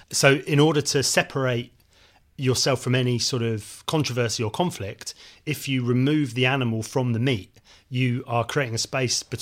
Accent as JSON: {"language": "English", "region": "South West England", "country": "United Kingdom", "tie": "born or raised there", "said": "when I was a kid growing up in Devon, we had a livestock market in the local town."}